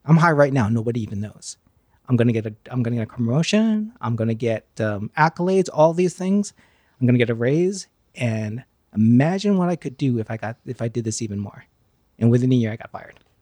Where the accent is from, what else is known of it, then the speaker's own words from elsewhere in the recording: Pleasantville, New York, United States; I grew up in uh, Westchester County, Pleasantville, New York